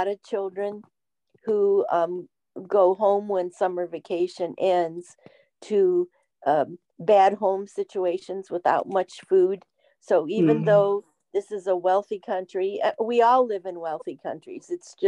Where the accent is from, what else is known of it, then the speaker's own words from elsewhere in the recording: Ohio, United States; moved away as an adult; now in West Virginia, United States; I was raised in Ohio, in the northern part of the Midwest